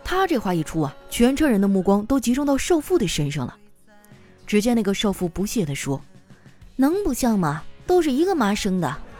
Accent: Northeast China, China; 我们东北人呢，有与众不同的天赋

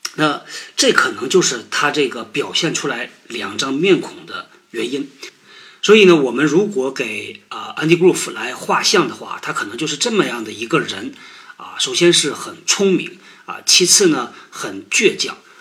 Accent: China; 我们中国人

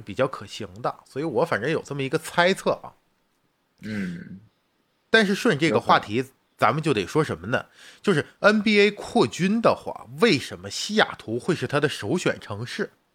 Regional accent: China; 作为一个远在大洋彼岸的，我们作为中国人

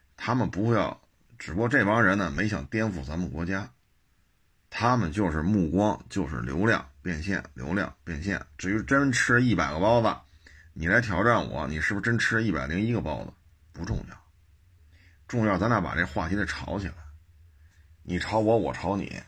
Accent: Beijing, China; 我们生在这儿，长在这儿的这些北京人

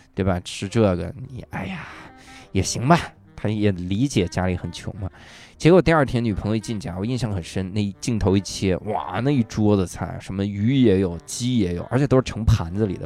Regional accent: Wuhai, Inner Mongolia, China; moved away; 我小时候在内蒙出生，我在乌海出生，因为乌海呢有一个，有一条路叫沟北路，我们那个地方有个东西叫梁家沟儿

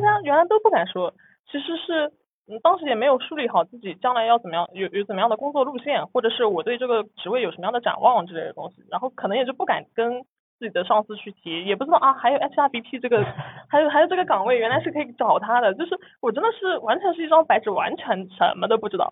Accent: Nantong, Jiangsu, China; moved away as an adult; now in Shanghai, China; 我老家就是生活很，很普通，然后其实离上海很近啊，就在南通

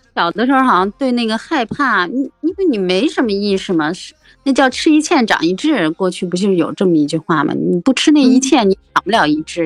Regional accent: Beijing, China; 我是来自北京的大妞儿

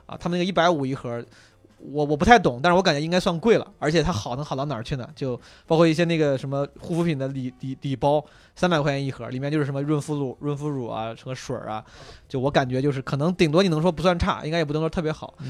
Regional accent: Henan, China; 我老家河南的嘛

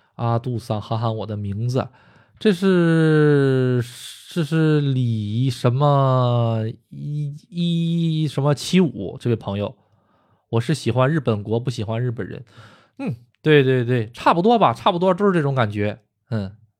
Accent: China; also born or lived in Tokyo, Japan; now in Japan; 毕竟我是说的中国话，我是中国人，我出生在中国

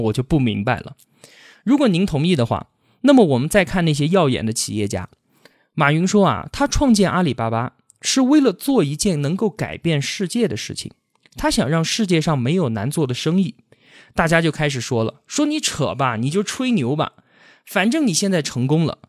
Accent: China; 我们社会主义国家的中国人

